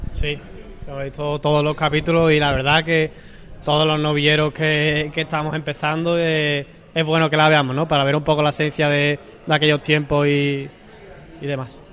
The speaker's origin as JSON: {"language": "Spanish", "town": "Seville", "region": "Andalusia", "country": "Spain", "tie": "born or raised there", "said": "soy aquí de Sevilla, nací aquí en Sevilla, en la Puerta Carmona"}